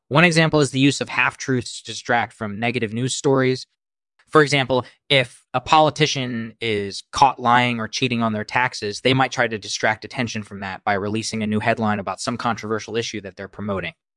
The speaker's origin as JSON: {"language": "English", "country": "India", "moved": "as an adult", "lives_now": "United States", "said": "I'm originally from India, and I've been living in the United States for the last ten years or so."}